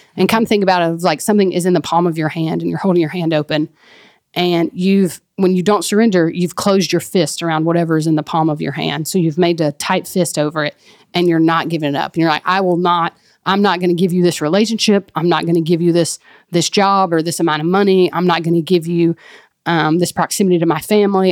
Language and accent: English; Mississippi, United States; now in Texas, United States; That's where I'm from and where my family is